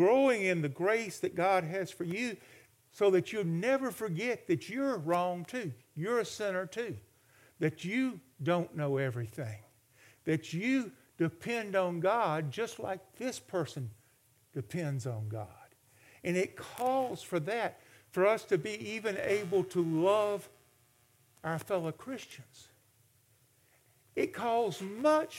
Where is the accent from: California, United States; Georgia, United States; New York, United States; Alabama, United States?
Alabama, United States; My father was, in the 1950s and early 60s, the Democratic chairman for state of Alabama. And so politics were a big part of our life.